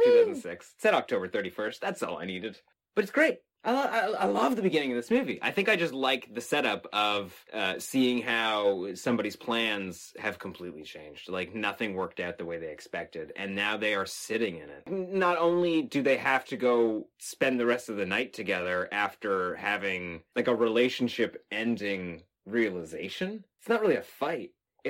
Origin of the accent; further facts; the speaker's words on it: Texas, United States; And I remember growing up in Texas in an area where you could go outside in the middle of the night and scream, and nobody would hear it.